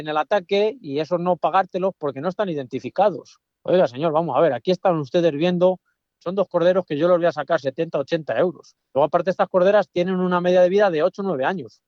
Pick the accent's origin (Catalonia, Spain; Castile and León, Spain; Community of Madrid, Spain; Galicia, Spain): Castile and León, Spain; Hoyo de Pinares; yo en mi pueblo estoy muy cerca al hoyo de Pinaras, el municipio.